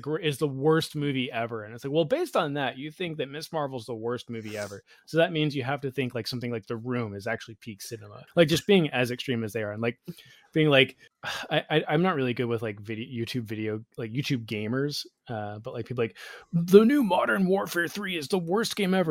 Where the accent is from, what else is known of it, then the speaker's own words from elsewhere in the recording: Georgia, United States; growing up in Georgia, I lived seven doors down